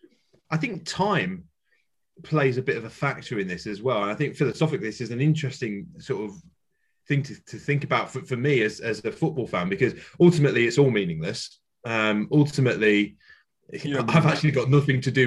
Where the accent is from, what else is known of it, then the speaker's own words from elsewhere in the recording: Yorkshire and the Humber, United Kingdom; I'm a Yorkshireman, there's the Yorkshire phrase that we have as well